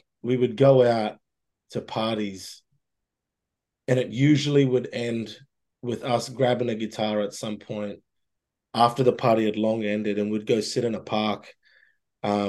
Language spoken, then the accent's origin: English; Mossman, Queensland, Australia; moved away as an adult; also born or lived in Brisbane, Australia / Toronto, Canada; now in Ontario, Canada; I left my hometown of Mosman up in Far North Queensland